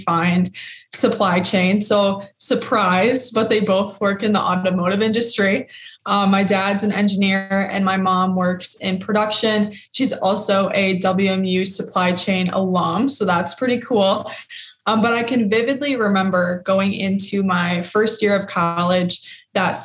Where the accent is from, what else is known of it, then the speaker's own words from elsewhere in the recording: Lake Orion, Michigan, United States; I grew up in Metro Detroit in the town called Lake Orion, which is about 45 minutes north of the city.